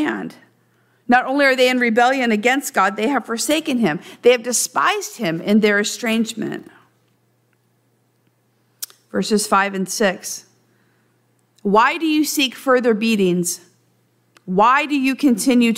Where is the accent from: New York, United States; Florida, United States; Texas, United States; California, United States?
California, United States; Central Valley; I'm from the Central Valley.